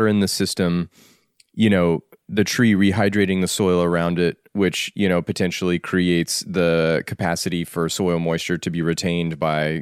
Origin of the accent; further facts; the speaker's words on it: Colorado, United States; I grew up in Colorado